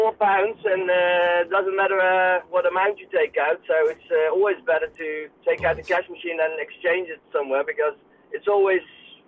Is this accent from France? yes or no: no; Eindhoven, North Brabant, Netherlands